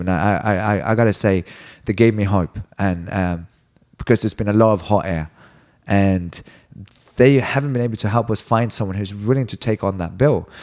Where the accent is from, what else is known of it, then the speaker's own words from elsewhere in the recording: Sweden; now in United States; I'm from Sweden